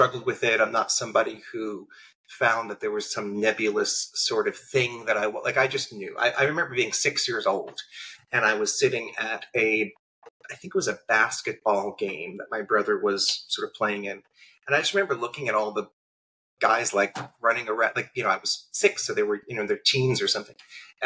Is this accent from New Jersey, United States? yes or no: yes; central New Jersey, United States; I grew up in New Jersey, a little small town in central New Jersey